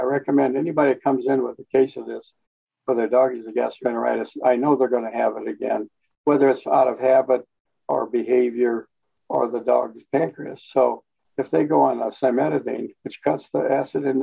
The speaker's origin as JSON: {"language": "English", "town": "East St. Louis", "region": "Illinois", "country": "United States", "tie": "born or raised there", "also_born_or_lived": "Colorado / Newfoundland", "moved": "as an adult", "lives_now": "Hot Springs Village, United States", "said": "We moved back to East St. Louis, and my mom raised us there in that area"}